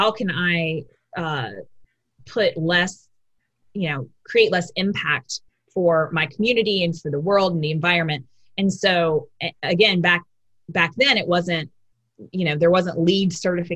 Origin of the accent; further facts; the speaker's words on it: Raleigh, North Carolina, United States; I grew up in Raleigh